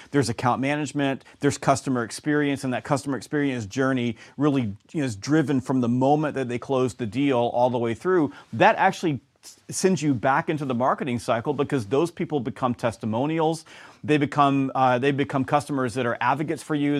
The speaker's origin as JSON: {"language": "English", "region": "the South", "country": "United States", "also_born_or_lived": "Georgia", "said": "I'm from the South"}